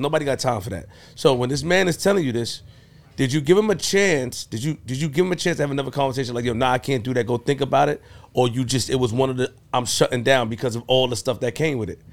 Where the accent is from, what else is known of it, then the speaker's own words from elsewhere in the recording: New York City, New York, United States; I'm from Linden and Farmers